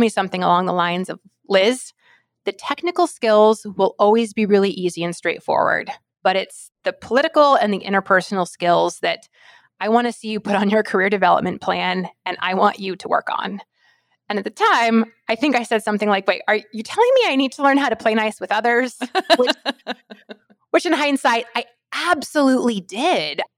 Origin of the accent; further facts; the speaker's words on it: rural Alaska, United States; I'm from Alaska, and my spice, my heat tolerance is that of someone that was raised in rural Alaska